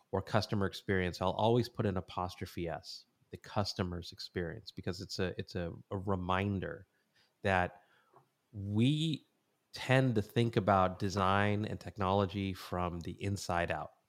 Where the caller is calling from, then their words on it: San Clemente, California, United States; I am in a little surf village in Southern California called San Clemente.